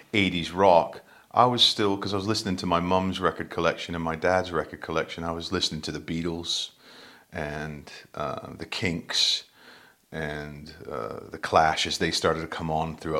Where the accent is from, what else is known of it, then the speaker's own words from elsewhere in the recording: New Hampshire, United States; accent: Yankee Doodle dandy; now in United Kingdom; I grew up in New Hampshire in the northeastern United States